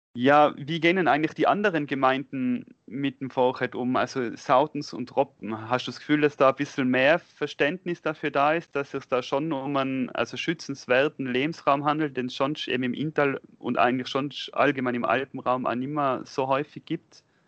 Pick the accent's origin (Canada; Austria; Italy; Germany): Austria; Tyrol; als Tiroler